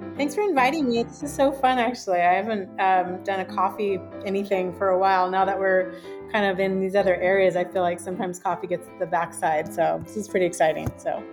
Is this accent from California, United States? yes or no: no; Seattle, Washington, United States; now in San Diego, United States; I was born and raised in the Seattle area